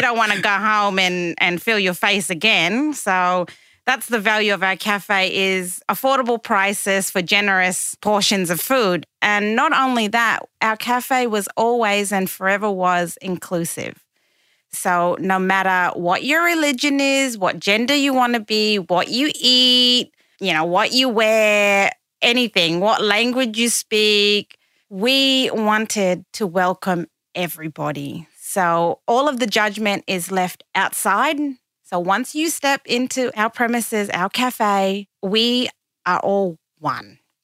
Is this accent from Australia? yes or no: yes; Kowanyama, Queensland, Australia; also born or lived in Cairns, Queensland / Glebe, Sydney; now in Sydney, Australia; I grew up there for the first, uh, almost nine years of my life, um, in an Aboriginal community called Kawanyama